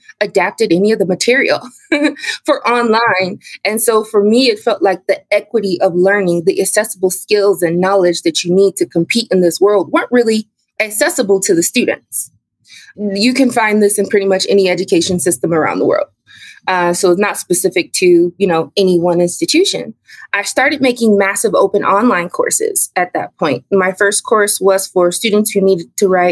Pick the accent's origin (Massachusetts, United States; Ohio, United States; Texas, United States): Ohio, United States; Cleveland; moved away as an adult; also born or lived in South Korea / Oman / China; I'm from Cleveland, Ohio.